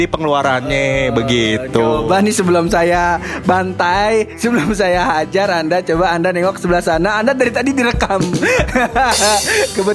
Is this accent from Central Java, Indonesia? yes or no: no; Depok, West Java, Indonesia; Ultras Persikat Persatuan uh, Sepak Bola Kota Depok Depok lo Anda jangan mencela-cela kota saya kebanggaan saya itu